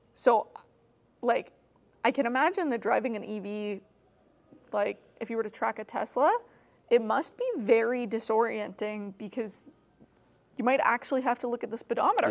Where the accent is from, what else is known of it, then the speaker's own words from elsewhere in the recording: Alberta, Canada; moved away as an adult; now in Toronto, Canada; I grew up in Alberta